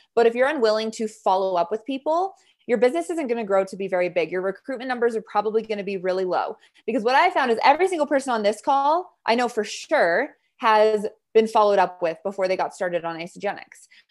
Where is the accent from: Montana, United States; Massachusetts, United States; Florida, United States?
Montana, United States; I grew up in Montana